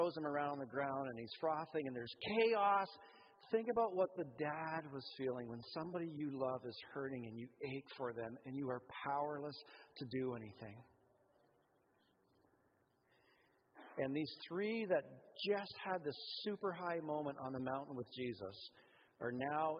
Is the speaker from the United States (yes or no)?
no; Canada; we're Canadian